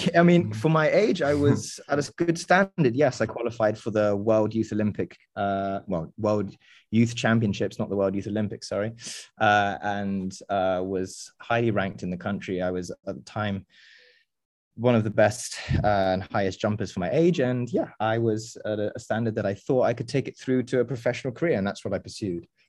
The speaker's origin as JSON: {"language": "English", "region": "England", "country": "United Kingdom", "tie": "born or raised there", "also_born_or_lived": "France / United States / Indonesia", "moved": "yes", "lives_now": "Berlin, Germany", "said": "I was born and raised in England"}